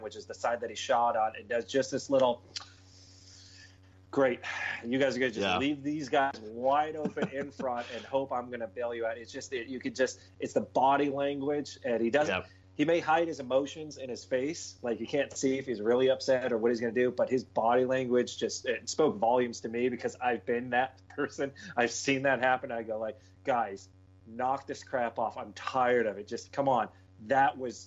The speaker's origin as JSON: {"language": "English", "country": "United States", "said": "me being American"}